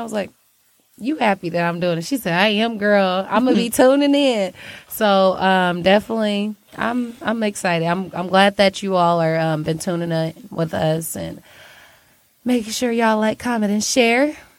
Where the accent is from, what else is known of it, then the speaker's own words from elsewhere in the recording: Detroit, Michigan, United States; I'm from around the way, you know? But Detroit is my home.